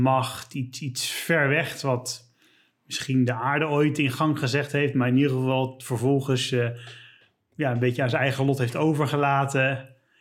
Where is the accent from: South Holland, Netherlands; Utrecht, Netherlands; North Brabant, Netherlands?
South Holland, Netherlands; Leiden; ik kom uit Leiden.